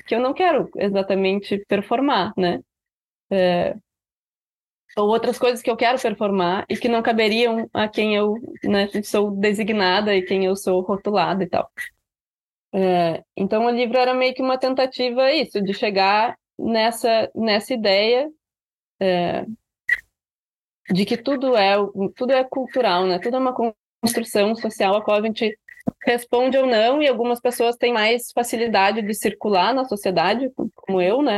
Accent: Rio Grande do Sul, Brazil; a gente escreve como gaúchos, né? Assim, os nossos livros têm essas marcas do, do tu, da falta do plural, das expressões locais

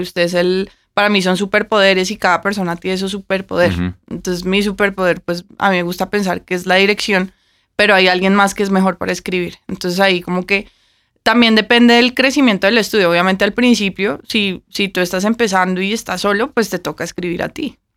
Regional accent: Bogotá, Colombia; moved away as an adult; also born or lived in Vancouver / Toronto / Mexico City

